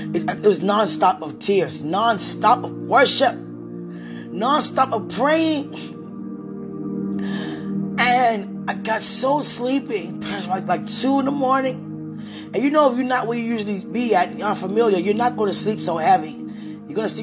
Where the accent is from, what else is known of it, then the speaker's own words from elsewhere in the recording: United States; being an American woman